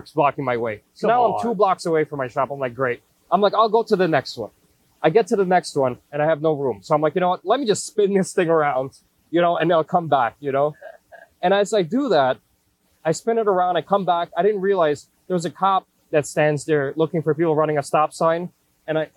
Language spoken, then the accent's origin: English; New York City, New York, United States; also born or lived in Queens; I grew up in Brooklyn